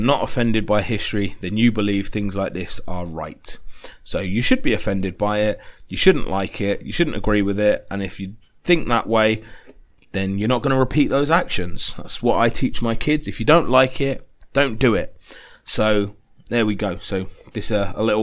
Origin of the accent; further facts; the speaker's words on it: United Kingdom; I'm British